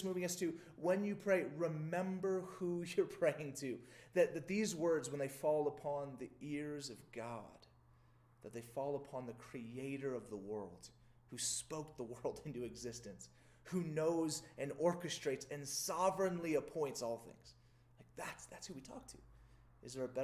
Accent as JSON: {"language": "English", "region": "Louisiana", "country": "United States", "tie": "born or raised there", "said": "I grew up in Louisiana in the South"}